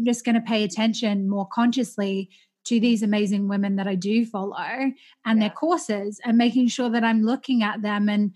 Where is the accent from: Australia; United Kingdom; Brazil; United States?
Australia; growing up in Australia in a very racist culture